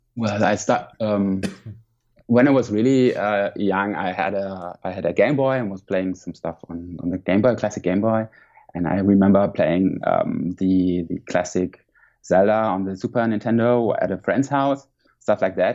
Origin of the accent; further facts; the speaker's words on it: Mainz, Rhineland-Palatinate, Germany; English is a second language; moved away as an adult; now in Hamburg, Germany; I grew up in Mainz, which is more in the south of uh, Germany, next to Frankfurt.